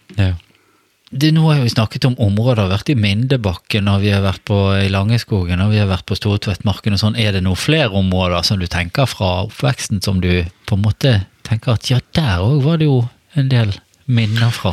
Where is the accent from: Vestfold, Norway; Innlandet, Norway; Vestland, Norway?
Vestland, Norway; Bergen; jeg vokste jo opp i Stamerbakken